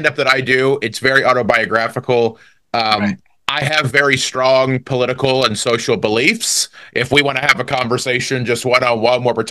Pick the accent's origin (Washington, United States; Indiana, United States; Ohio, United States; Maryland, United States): Indiana, United States; DeMotte; I grew up in a real small town called DeMott, Indiana